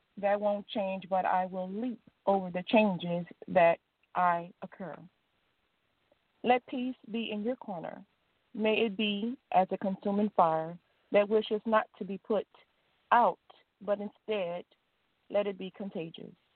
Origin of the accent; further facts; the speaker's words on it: Louisiana, United States; I'm from Louisiana